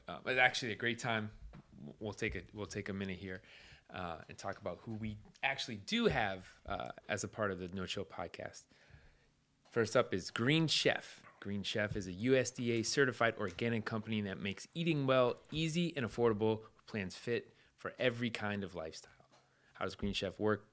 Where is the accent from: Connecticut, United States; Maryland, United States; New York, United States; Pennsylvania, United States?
Connecticut, United States; I grew up in Connecticut